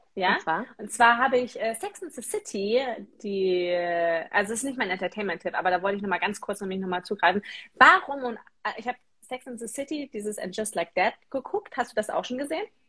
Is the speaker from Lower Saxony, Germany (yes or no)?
yes; Osterode am Harz, Lower Saxony, Germany; bei uns in Osterode am Harz